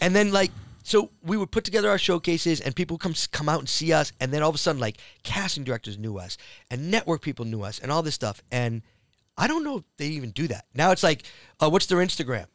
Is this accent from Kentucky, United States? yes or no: no; Framingham, Massachusetts, United States; moved away as an adult; I grew up in that town, Framingham